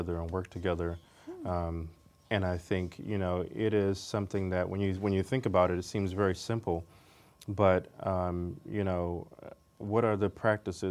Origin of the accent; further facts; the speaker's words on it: Washington, District of Columbia, United States; young black male, single mother, growing up in Washington, D.C. in the 80s and 90s